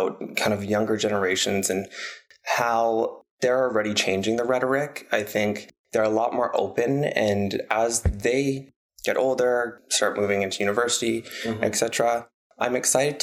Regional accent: Calgary, Alberta, Canada; growing up in Calgary

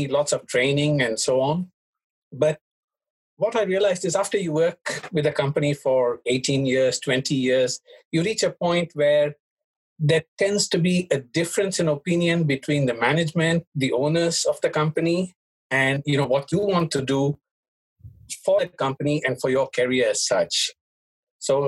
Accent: India; moved away as an adult; also born or lived in Hong Kong; now in Japan; I was born in Hong Kong, but I was raised in India

